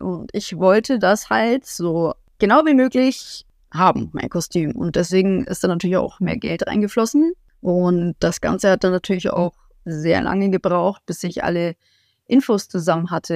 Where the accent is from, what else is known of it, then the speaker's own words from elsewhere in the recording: Augsburg, Bavaria, Germany; ich komme aus Augsburg im Süden Deutschlands